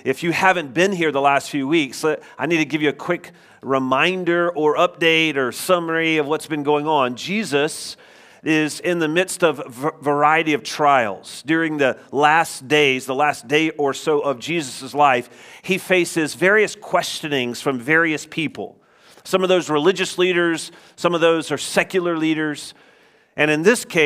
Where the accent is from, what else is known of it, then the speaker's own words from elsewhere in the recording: United States; also born or lived in Scotland; us Americans